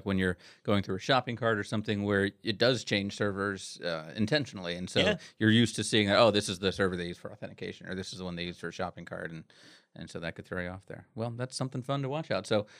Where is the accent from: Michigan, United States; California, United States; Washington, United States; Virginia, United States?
Virginia, United States; I'm from Virginia.